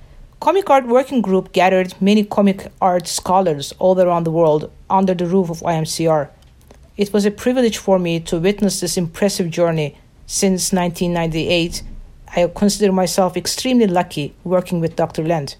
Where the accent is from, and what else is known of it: Turkey; born or raised there; also born or lived in Philadelphia, United States